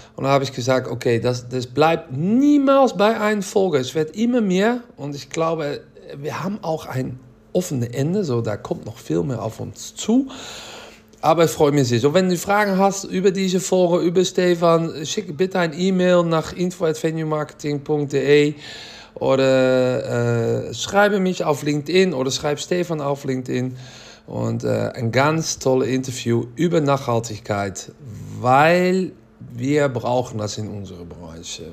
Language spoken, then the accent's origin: German; Netherlands; German is a second language; ich bin Holländer